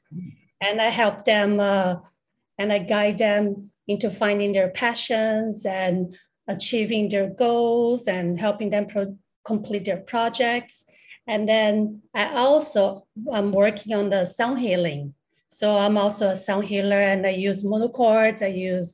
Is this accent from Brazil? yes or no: yes; Brazil; now in Taiwan; I'm actually from Brazil. I was born and I grew up in Brazil